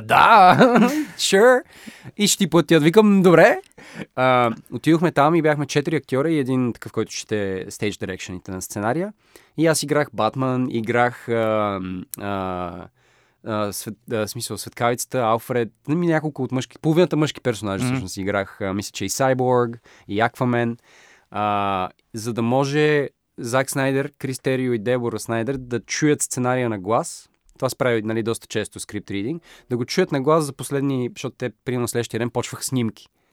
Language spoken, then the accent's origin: Bulgarian; Bulgaria; съм българин или източноевропеец